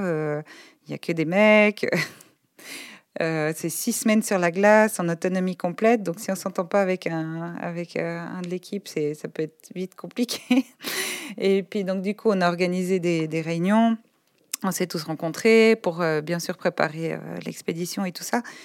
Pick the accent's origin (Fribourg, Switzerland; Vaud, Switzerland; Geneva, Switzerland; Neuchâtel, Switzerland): Vaud, Switzerland; Polly-le-Grand; also born or lived in Lausanne; moi je suis née à Lausanne, j'ai grandi à Poly-le-Grand, dans un village de, paysans